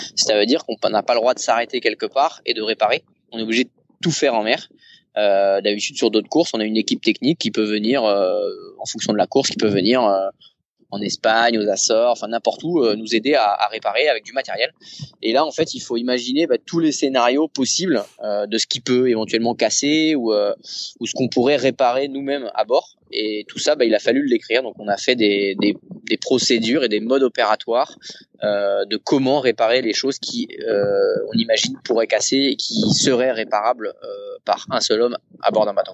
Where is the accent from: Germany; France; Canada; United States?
France; Saint-Malo, Brittany; moi je suis de Saint-Malo